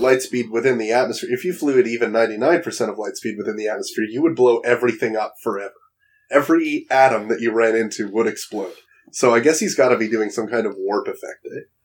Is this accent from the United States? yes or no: no; Toronto, Ontario, Canada; Toronto, my hometown